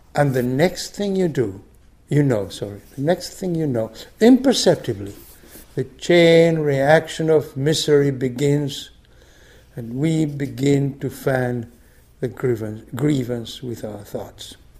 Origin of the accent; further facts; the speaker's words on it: Argentina; moved away; I grew up in Argentina under a military dictatorship